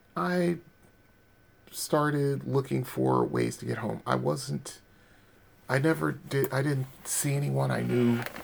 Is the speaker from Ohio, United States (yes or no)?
no; Bridgeport, Connecticut, United States; my hometown of Bridgeport